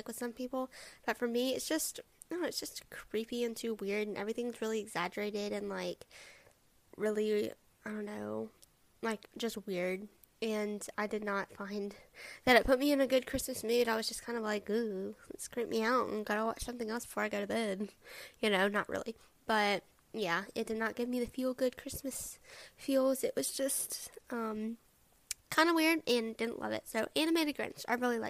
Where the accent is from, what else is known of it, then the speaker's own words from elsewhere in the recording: the South, Alabama, United States; I am from the South. I live in Alabama